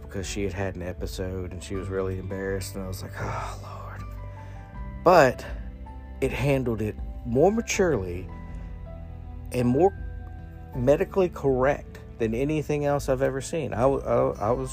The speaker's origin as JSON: {"language": "English", "region": "the South", "country": "United States", "tie": "born or raised there", "said": "growing up in the South"}